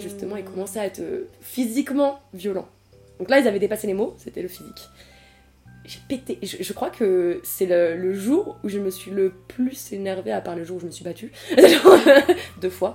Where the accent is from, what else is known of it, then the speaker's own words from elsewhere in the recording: Tours, Centre-Val de Loire, France; je viens de Tours et à Tours il y avait beaucoup de réfugiés politiques d'asile et tout ça et du coup j'ai grandi avec toutes les nationalités